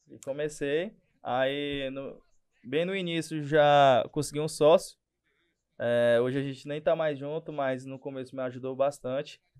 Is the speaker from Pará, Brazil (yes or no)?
yes; Marabá, Pará, Brazil; sou daqui de Marabá, sou o fundador do Bora 94, aplicativo local de mobilidade urbana.